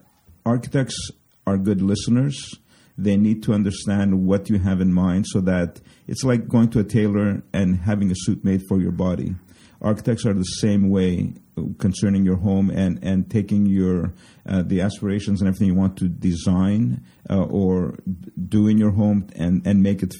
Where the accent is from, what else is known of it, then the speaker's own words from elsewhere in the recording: Canada; now in United States; And I'm from Canada, so I'm licensed in Quebec.